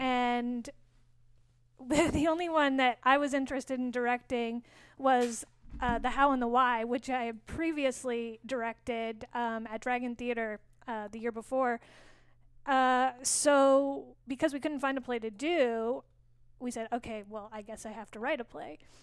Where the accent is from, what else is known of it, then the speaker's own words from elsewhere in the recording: Saskatoon, Saskatchewan, Canada; also born or lived in San Francisco Bay Area; now in San Francisco, United States; I'm from Saskatoon. I was born in Saskatoon